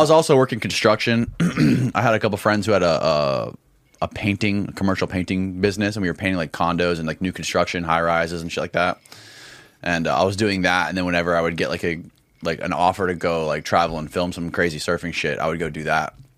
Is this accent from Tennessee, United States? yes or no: no; Indian Rocks Beach, Florida, United States; Indian Rocks Beach, Florida